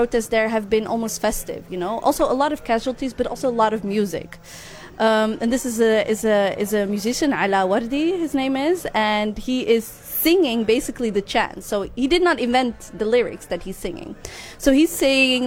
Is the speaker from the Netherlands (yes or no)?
yes; Netherlands; I'm Dutch Moroccan, so that means I was born and raised here in the Netherlands, but that my parents are from Morocco